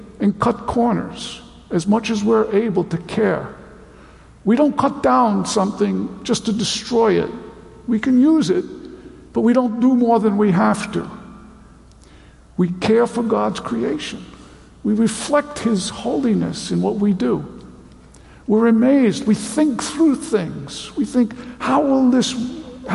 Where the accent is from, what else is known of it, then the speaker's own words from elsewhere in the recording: United States; I'm an American